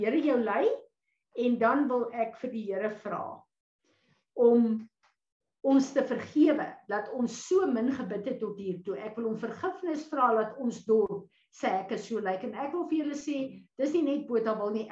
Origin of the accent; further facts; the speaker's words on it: South Africa; ons as Suid-Afrikaners nou hier